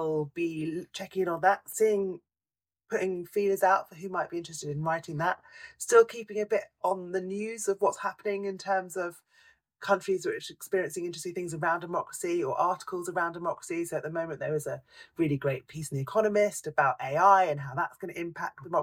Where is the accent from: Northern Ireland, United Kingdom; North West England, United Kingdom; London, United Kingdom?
London, United Kingdom; I grew up in London and I still live in London